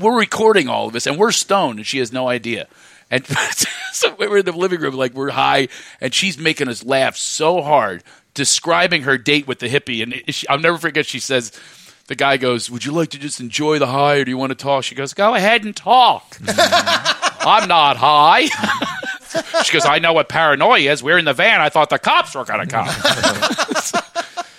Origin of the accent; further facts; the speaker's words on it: Philadelphia, Pennsylvania, United States; I'm from Philly